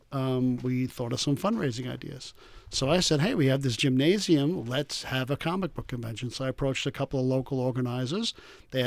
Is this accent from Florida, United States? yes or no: no; East Rockaway, New York, United States; my hometown of East Rockaway